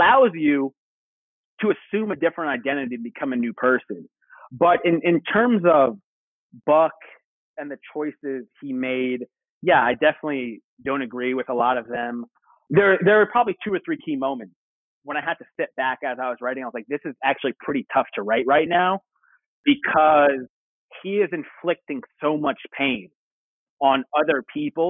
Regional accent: Long Island, New York, United States; I'm originally from Long Island.

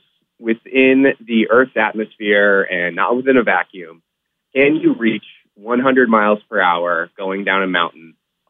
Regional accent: Boston, Massachusetts, United States; So I grew up in the Boston area, still live in Boston today.

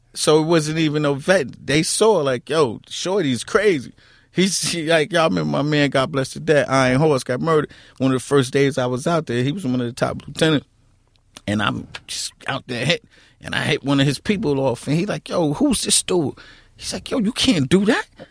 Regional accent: New York City, New York, United States; The queens that I grew up in, I grew up in Queens.

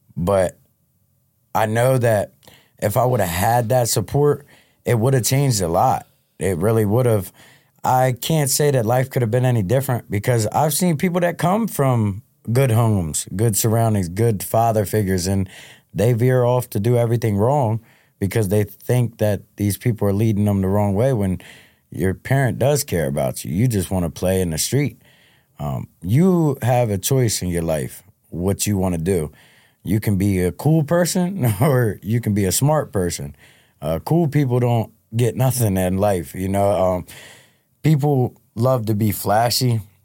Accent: Delaware, United States; born and raised in Delaware

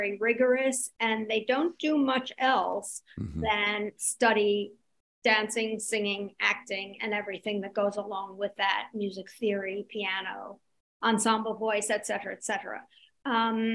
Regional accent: New York City, New York, United States; also born or lived in Indiana; I was raised in New York City

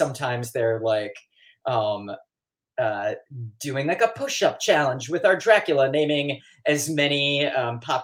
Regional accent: Detroit, Michigan, United States; Detroit proper, actually. Right in Detroit. I think I'm like fourth generation.

